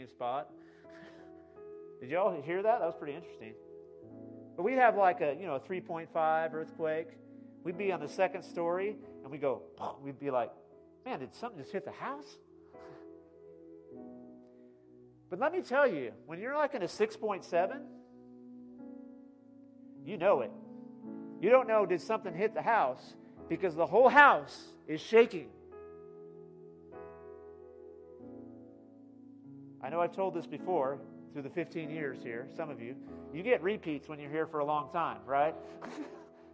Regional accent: California, United States; now in Midland, United States; I grew up in California.

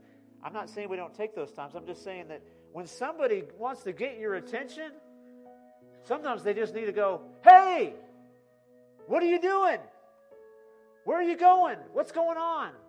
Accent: California, United States; now in Midland, United States; I grew up in California.

